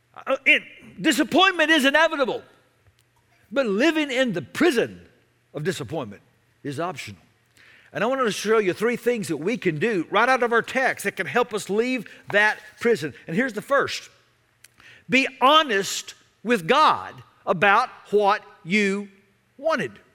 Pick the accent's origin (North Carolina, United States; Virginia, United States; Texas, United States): Texas, United States; Dallas; I grew up in Dallas back before there was a Major League Baseball team in the Metroplex.